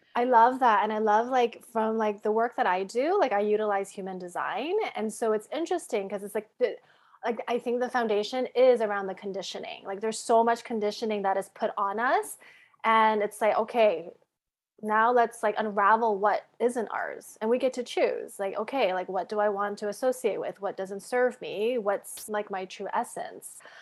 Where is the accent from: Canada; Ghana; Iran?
Canada; moved away as an adult; now in United States; I grew up in Canada